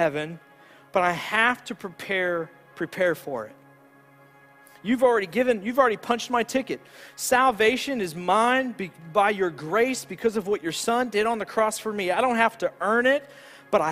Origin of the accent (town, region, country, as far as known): United States